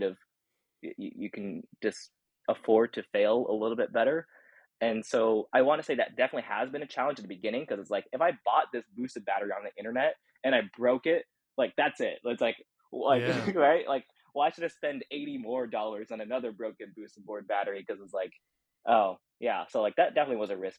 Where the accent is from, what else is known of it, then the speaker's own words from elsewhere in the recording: United States; I'm Chinese American